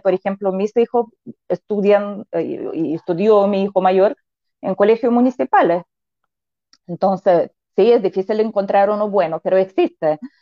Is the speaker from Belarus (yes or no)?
yes; Belarus; born or raised there; moved away as an adult; now in Chile